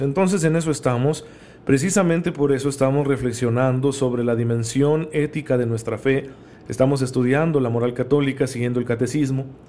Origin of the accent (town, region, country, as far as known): Mexico